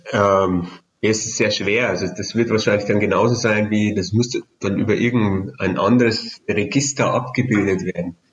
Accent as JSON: {"language": "German", "region": "Bavaria", "country": "Germany", "said": "als Bayer kenne ich jetzt nicht jeden Berg"}